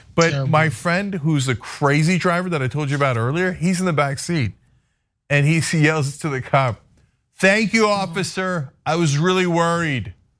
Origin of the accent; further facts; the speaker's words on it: East Coast, United States; moved away; I grew up on the East Coast